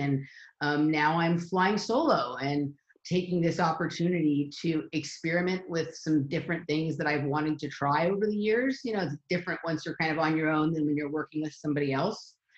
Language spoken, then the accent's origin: English; Los Angeles, California, United States; I'm from Los Angeles, California, and I grew up um, kind of with a blend of the cultures around both competitive gymnastics and uh, Hollywood here in Los Angeles